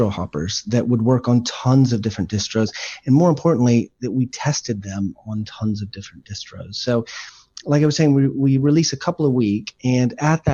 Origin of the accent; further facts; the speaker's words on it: Texas, United States; moved away as an adult; now in United Kingdom; I'm born in Texas, moved here about 17 years ago for work